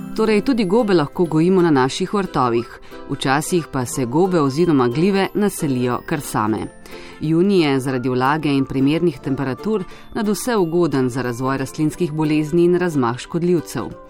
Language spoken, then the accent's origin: Slovenian; Slovenia